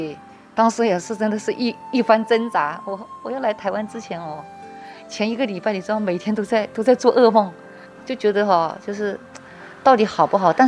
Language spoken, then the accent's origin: Chinese; Guangxi, China; now in Taiwan; 广东的隔壁啊，就是邻居嘛，我是广西人，对对。